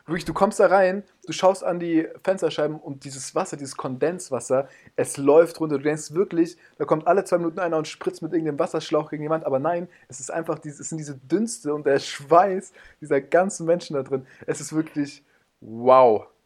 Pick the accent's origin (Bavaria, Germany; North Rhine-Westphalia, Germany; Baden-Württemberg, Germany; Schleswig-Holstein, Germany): Bavaria, Germany; Munich; now in Mainz, Germany; aber in München aufgewachsen